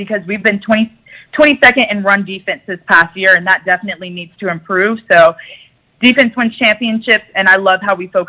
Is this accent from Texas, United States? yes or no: yes; Houston, Texas, United States; moved away as an adult; now in Dallas, United States; I'm from Houston.